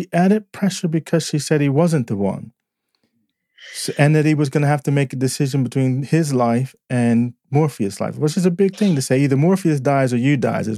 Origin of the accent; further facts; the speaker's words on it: United States; moved away as an adult; now in United Kingdom; I'm American